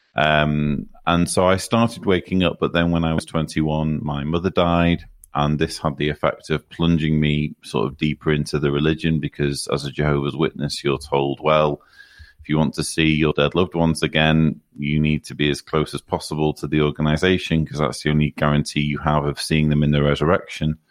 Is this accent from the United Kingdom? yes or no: yes; near Manchester, North West England, United Kingdom; I grew up, uh, in northern England, not far from Manchester